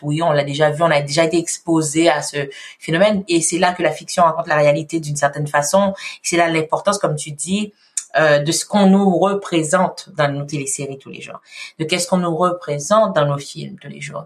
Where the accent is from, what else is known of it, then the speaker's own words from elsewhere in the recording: Haiti; now in Quebec, Canada; je suis vraiment née en Haïti, je, j'ai émigré ici